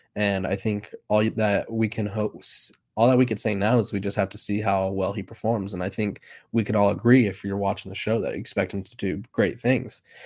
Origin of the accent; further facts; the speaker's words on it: California, United States; I'm from California